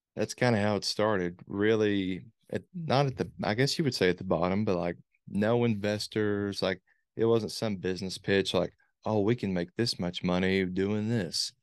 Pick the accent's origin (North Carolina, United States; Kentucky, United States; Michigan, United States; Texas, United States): Kentucky, United States; Morehead; grew up here, born here, raised here